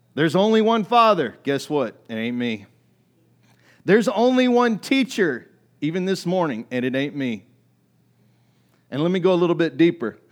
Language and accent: English; United States; I grew up in America